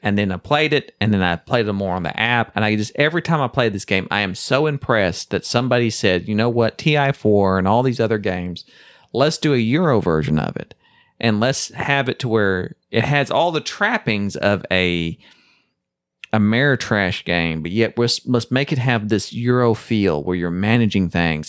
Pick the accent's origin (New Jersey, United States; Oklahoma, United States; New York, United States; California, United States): Oklahoma, United States; Chickasaw Nation; I live in the Choctaw Nation, which is the tribe that I'm technically a part of. And right, but I grew up in the Chickasaw Nation